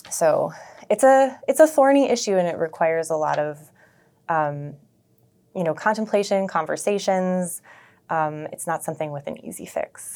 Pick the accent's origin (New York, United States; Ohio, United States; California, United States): New York, United States; Buffalo; also born or lived in Toronto, Canada; I am from Buffalo, grew up in North Buffalo